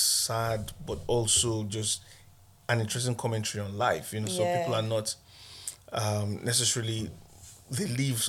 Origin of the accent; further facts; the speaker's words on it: Aba, Abia, Nigeria; moved away as an adult; also born or lived in Lagos, Nigeria; now in Derby, United Kingdom; when I moved to Lagos from Aba. I was born in a place called Aba in Southeast Nigeria.